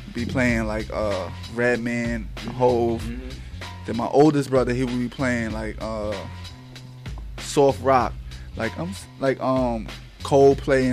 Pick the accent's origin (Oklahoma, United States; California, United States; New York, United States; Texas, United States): New York, United States; New York City; I grew up in Tompkins, right down the block from Marcy